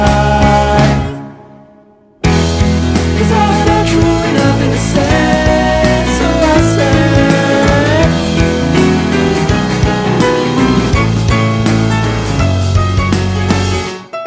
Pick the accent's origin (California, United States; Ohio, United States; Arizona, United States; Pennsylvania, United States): Pennsylvania, United States; Pittsburgh; I'm from Pittsburgh, and our baseball team is the Pirates